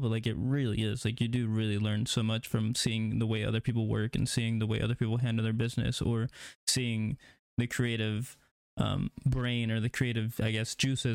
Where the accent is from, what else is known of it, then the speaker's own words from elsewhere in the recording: Neosho, Missouri, United States; I came out of Neosho. That's where I graduated, and I started doing photography in, like, 7th, 8th grade